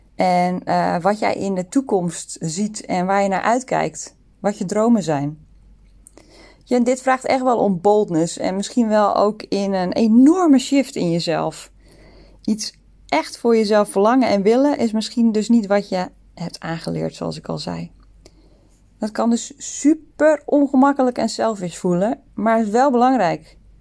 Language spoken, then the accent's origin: Dutch; Netherlands; moved away as an adult; also born or lived in Sydney, Australia; now in Singapore; we komen uit Nederland. Alle drie